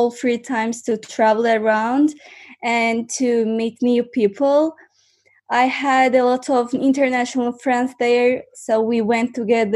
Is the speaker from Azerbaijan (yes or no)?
yes; Baku, Azerbaijan; English is a second language; I'm from Azerbaijan, and now I live in Azerbaijan, Baku